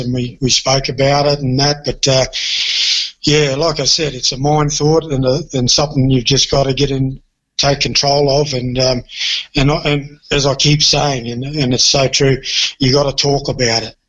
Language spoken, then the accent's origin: English; Townsville, Queensland, Australia; I'm a Townsville boy. I grew up in Townsville